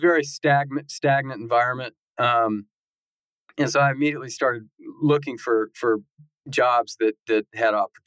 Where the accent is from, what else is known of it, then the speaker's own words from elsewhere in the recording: Knoxville, Tennessee, United States; also born or lived in Texas / Auburn, Alabama / Birmingham, Alabama; I grew up in Knoxville, Tennessee is my hometown